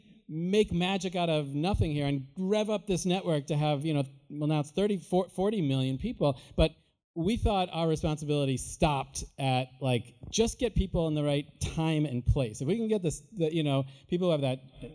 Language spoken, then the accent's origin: English; Illinois, United States; moved away; also born or lived in Iowa; I grew up in Illinois. I went to school in Iowa. I grew up in my family's paint store